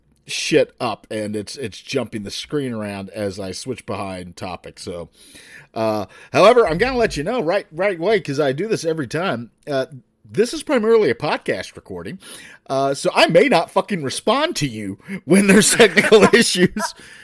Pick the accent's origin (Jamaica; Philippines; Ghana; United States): United States; the South; I am from the South.